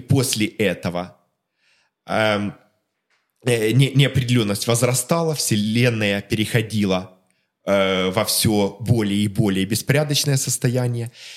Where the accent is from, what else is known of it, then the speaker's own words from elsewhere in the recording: Melitopol, Zaporizhzhia Oblast, Ukraine; moved away; also born or lived in Kharkiv; о Мелитополе, моем родном городе